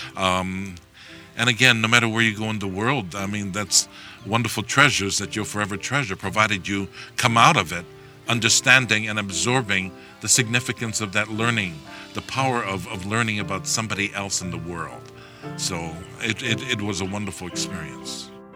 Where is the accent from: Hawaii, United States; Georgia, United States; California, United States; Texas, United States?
Hawaii, United States; I'm from Hawaii